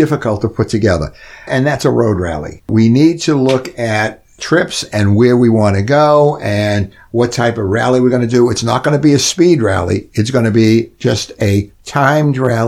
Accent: New England, United States; accent: New England; now in Florida, United States

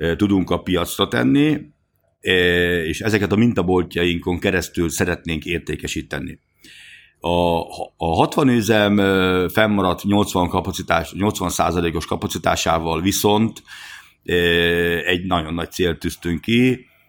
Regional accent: Hungary; mi magyar vállalkozók

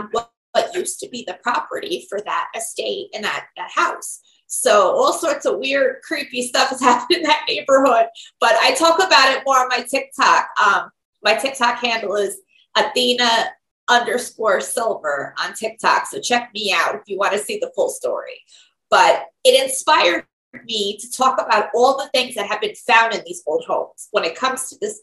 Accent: New York, United States; I am from New York, New York State to be exact

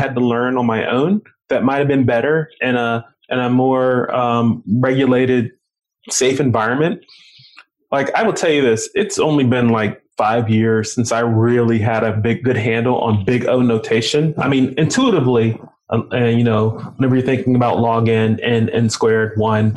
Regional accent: right outside of Baltimore City, Maryland, United States; also born or lived in Indiana; I grew up right outside of Baltimore City

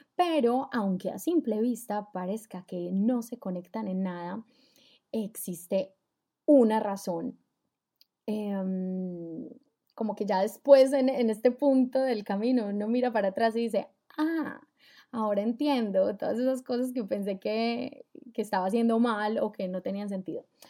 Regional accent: Colombia; now in Germany; vivo en Alemania, soy colombiana

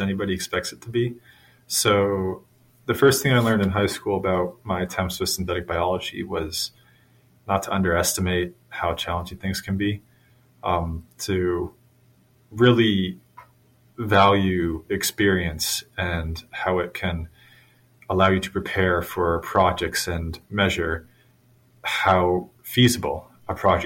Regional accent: Massachusetts near Boston, United States; Growing up in Massachusetts near Boston

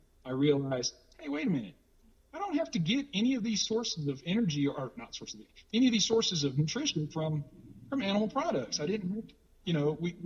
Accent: Louisiana, United States; I was from the South. I'm from Louisiana, from the South of the United States

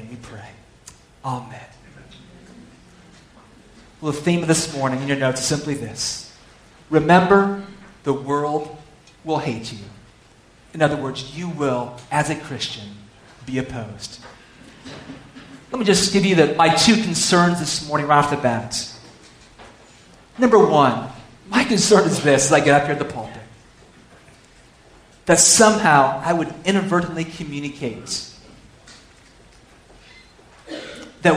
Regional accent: California, United States; I'm from California

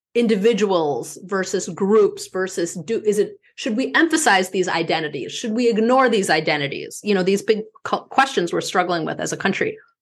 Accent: Midwest, United States; also born or lived in East Coast / West Coast; now in Minneapolis, United States; my being a Midwesterner has shaped who I am

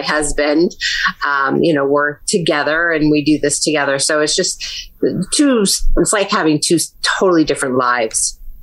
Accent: New Britain, Connecticut, United States; Connecticut. So, I'm a native. I've left a few times, but I always come back.

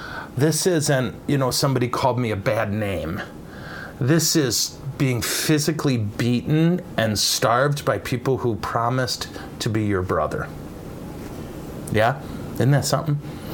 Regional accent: England, United Kingdom; Early Merry Christmas greetings from England. I'm from England.

